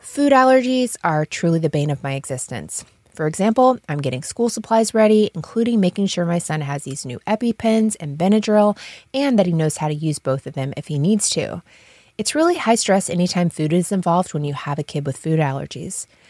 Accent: Havana, Florida, United States; I grew up in Havana, which is north of Tallahassee

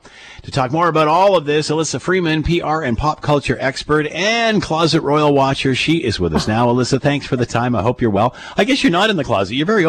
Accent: Canada; I'm first generation Canadian

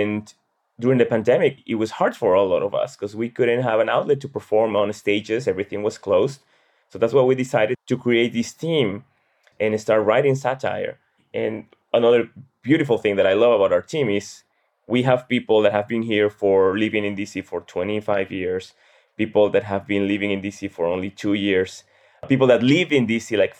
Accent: Peru; now in Washington, D.C., United States; I'm originally from Peru.

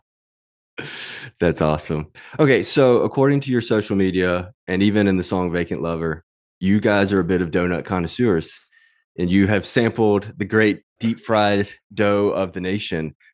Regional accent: Mississippi, United States; I grew up in Mississippi

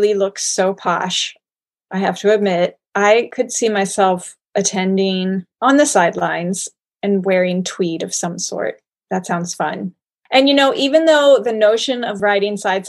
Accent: Cincinnati, Ohio, United States; lived for a time in my hometown of Cincinnati

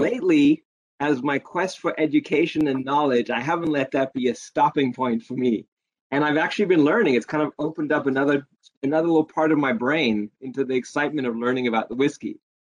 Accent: South Africa; growing up in South Africa

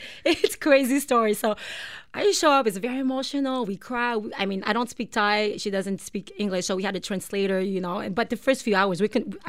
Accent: Montreal, Quebec, Canada; English is a second language; moved away as an adult; also born or lived in Bangkok, Thailand; now in Toronto, Canada; Yeah, because I'm from Montreal. Yeah, you were raised in Montreal.

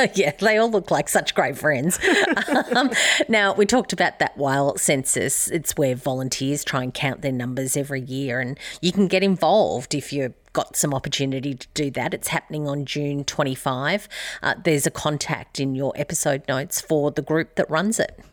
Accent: Albury, New South Wales, Australia; my hometown of Aubrey

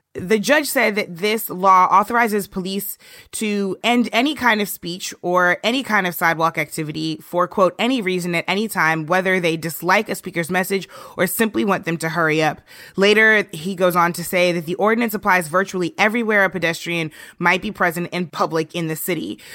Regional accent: St. Louis, Missouri, United States; my hometown of Saint Louis

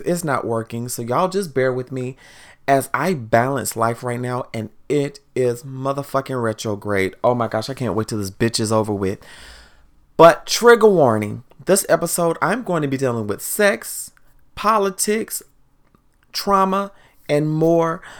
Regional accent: the South, United States; now in Washington, D.C. area, United States; growing up in the South, we also listen to Go-Go in the South

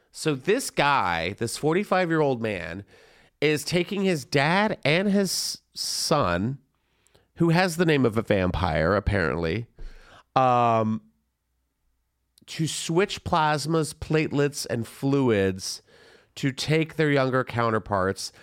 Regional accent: San Antonio, Texas, United States; also born or lived in Florida; I was born in Florida and I lived in San Antonio, Texas

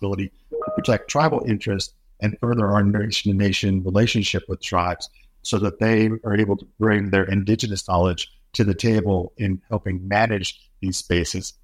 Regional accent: Umatilla Indian Reservation, Oregon, United States; growing up on the Umatilla Indian Reservation

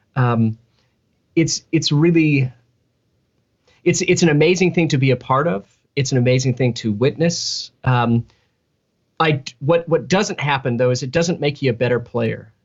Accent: Fort Worth, Texas, United States; moved away as an adult; now in Nashville, United States; I uh, was born and raised in Fort Worth, Texas, which is um, North Texas

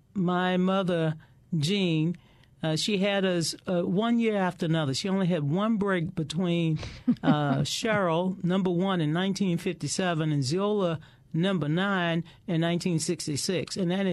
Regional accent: Kenner, Louisiana, United States; when I was a little girl growing up in the Deep South, right outside of New Orleans in Kenna

